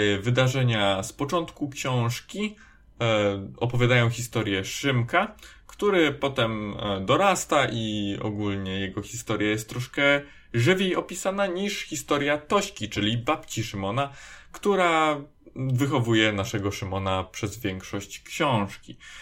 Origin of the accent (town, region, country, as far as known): Poland